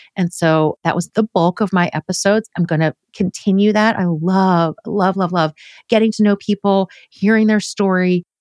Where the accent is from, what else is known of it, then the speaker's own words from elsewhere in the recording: outside Philadelphia, Pennsylvania, United States; moved away as an adult; now in Crestwood, United States; I grew up outside Philadelphia